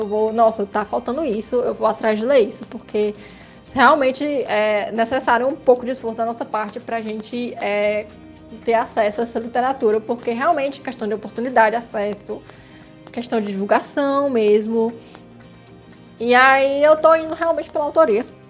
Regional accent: Northeast Brazil, Brazil; nós que somos nordestinos

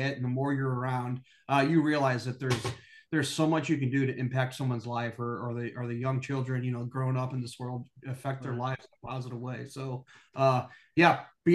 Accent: St. Louis, Missouri, United States; born and raised in St. Louis, Missouri. Still living out here now

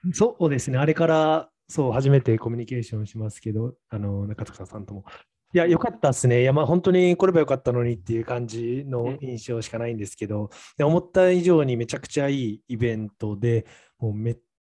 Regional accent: Naha, Okinawa, Japan; もう僕も地元の那覇というか、いつもはもう本当に毎週末飲んでいた那覇

